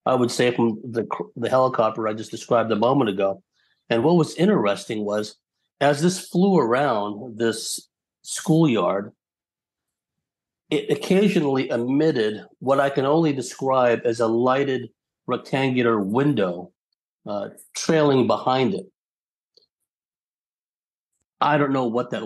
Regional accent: San Jose, California, United States; now in San Diego, United States; I'd gone to the field of my fifth grade elementary school in San Jose, California

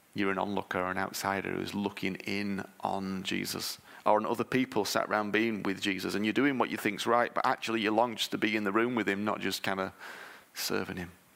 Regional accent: United Kingdom; I'm British

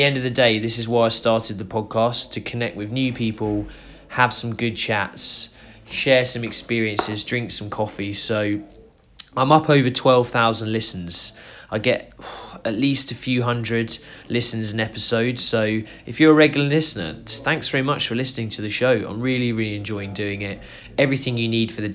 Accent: North Norfolk, East of England, United Kingdom; We're up from North Norfolk, so by the sea up there

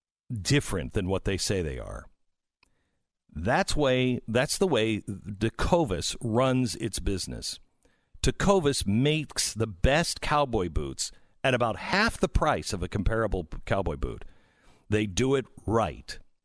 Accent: Seattle, Washington, United States; You know, I'm from the West. I grew up in Seattle, and there is a different attitude out West.

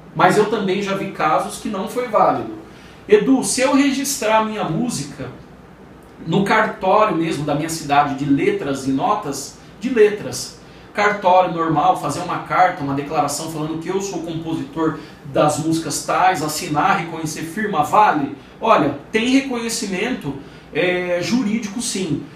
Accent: São Paulo, Brazil; Eu sou de São Paulo, meu escritório é de São Paulo

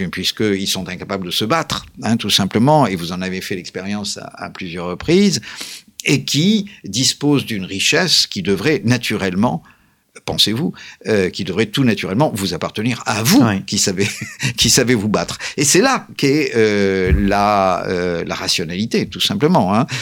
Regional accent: France; nous sommes des Français, paraît-il

